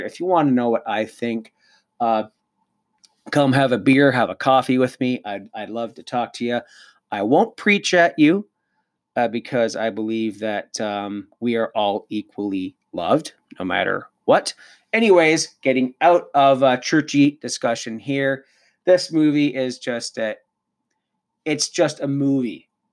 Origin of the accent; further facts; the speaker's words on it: Cannington, Ontario, Canada; moved away; also born or lived in Lindsay, Ontario; I was back home in my old stomping grounds in Cannington, Ontario. I was born in Lindsay.